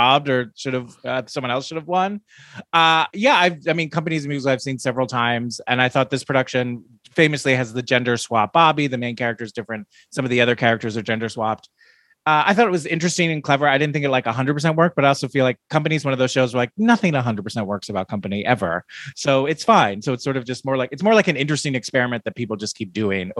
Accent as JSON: {"language": "English", "region": "New York", "country": "United States", "tie": "born or raised there", "moved": "yes", "said": "I come from New York. I'm an East Coast boy"}